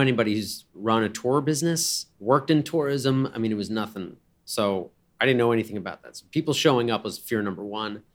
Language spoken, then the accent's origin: English; Cranford, New Jersey, United States; we'd go past a place called Calabria Pizza in Cranford, New Jersey, where I grew up